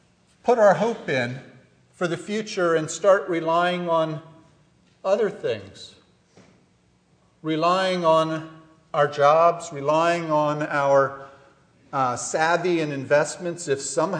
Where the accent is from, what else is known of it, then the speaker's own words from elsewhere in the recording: Ephrata, Pennsylvania, United States; I was born in Ephrata Hospital.